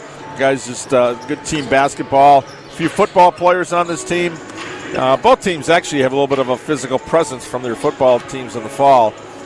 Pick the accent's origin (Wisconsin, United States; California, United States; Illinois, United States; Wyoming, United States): Wisconsin, United States; Fredonia; also born or lived in Cedarburg / Mequon / Belgium / Grafton; growing up in Fredonia, Cedarburg, Mequon, Belgium, that area, you know, North Shore, I grew up with that kind of basketball.